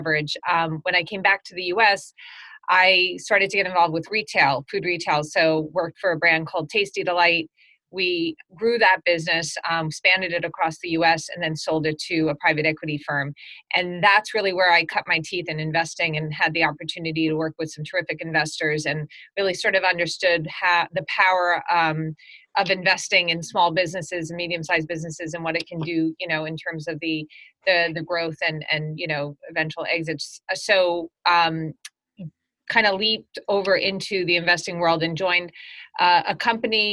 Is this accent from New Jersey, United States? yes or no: no; New York, United States; also born or lived in Europe; born and raised in New York